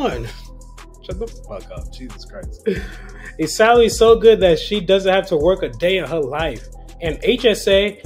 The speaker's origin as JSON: {"language": "English", "town": "New York City", "region": "New York", "country": "United States", "tie": "born or raised there", "said": "I grew up in the Bronx. I currently live in the Bronx"}